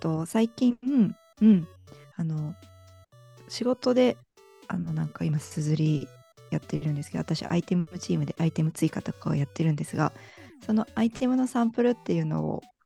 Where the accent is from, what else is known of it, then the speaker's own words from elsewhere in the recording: Ueda, Nagano, Japan; also born or lived in Matsumoto; 生まれは上田なんですよ。高校とかも上田だし